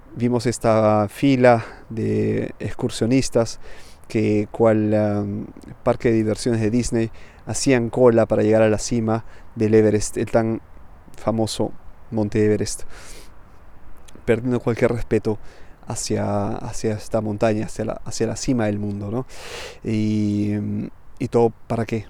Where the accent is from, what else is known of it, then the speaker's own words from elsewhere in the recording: Peru; moved away as an adult; now in Milan, Italy; soy de Perú, pero vivo en Milán hace ya casi una década